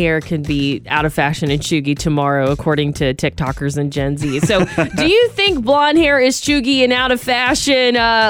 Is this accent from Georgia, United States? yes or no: yes; Georgia, United States; now in Santa Rosa, United States; I'm from Georgia where it rains, so we don't experience drought.